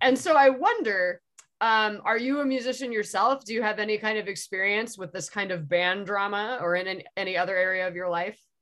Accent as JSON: {"language": "English", "town": "San Diego", "region": "California", "country": "United States", "said": "I'm from San Diego myself"}